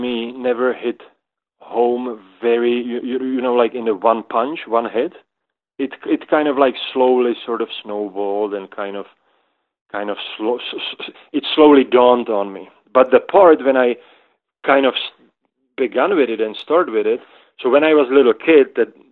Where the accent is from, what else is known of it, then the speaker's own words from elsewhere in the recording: Moravia, Czechia; now in Boulder, United States; I'm from Czech Republic, and Czech Republic divides into kind of into two parts, and one is Bohemia and one is Moravia. So I am from Moravia